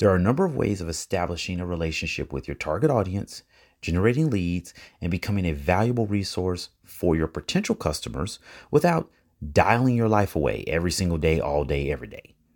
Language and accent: English; Chicago, Illinois, United States; I'm from Chicago.